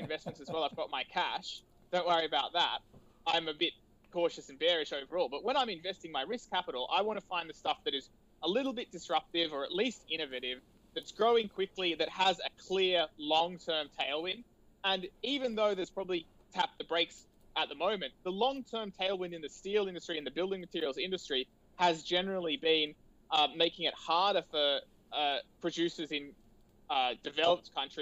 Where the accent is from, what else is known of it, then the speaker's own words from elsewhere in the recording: Australia; I, as a Australian patriot, a quietly spoken one